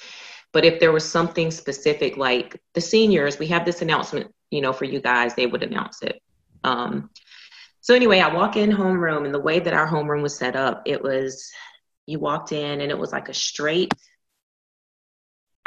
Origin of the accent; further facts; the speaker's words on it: Georgia, United States; now in Texas, United States; born and raised in Georgia